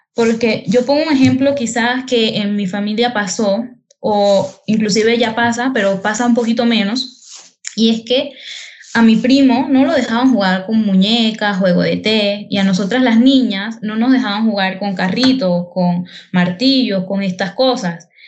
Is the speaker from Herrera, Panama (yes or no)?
yes; Herrera, Panama; específicamente en Herrera, yo soy de Herrera